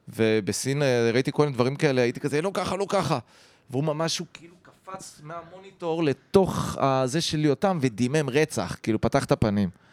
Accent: Haifa, Haifa District, Israel; היינו כחיפאים, ארבעתנו

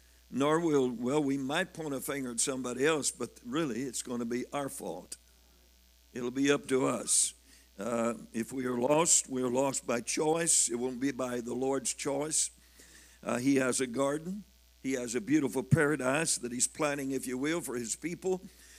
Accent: Missouri, United States; I'm from Missouri. I am stubborn. I got to be shown.

